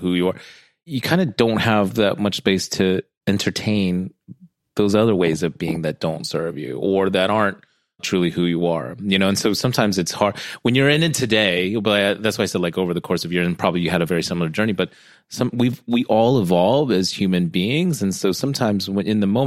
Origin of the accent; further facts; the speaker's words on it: United States; I'm American born, half Filipino, half Guamanian